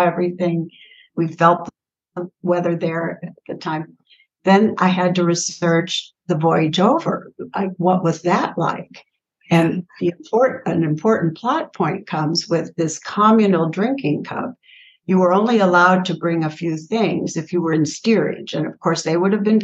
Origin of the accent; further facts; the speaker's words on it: St. Louis, Missouri, United States; also born or lived in Holyoke, Massachusetts; now in Austin, United States; St. Louis, which is my hometown